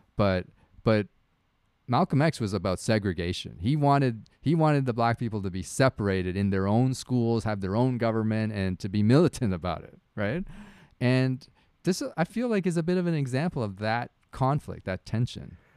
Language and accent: English; Canada; I am Canadian. I've lived here my whole life.